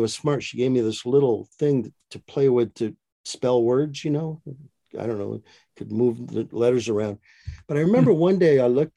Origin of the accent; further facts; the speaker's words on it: Michigan, United States; moved away as an adult; now in Maricopa, United States; my wife and I live in Maricopa, Arizona. We grew up in Michigan, both of us did